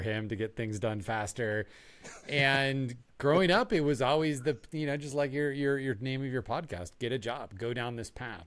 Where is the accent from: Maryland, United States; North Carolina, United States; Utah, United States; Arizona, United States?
Arizona, United States; Tucson; I grew up in Tucson, Arizona